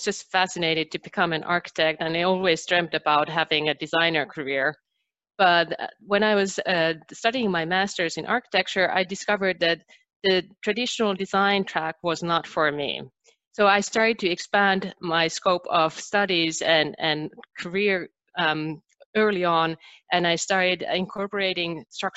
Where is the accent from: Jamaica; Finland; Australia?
Finland; English is a second language; moved away as an adult; now in United States; I'm originally from Finland, and I moved to United States 5 years ago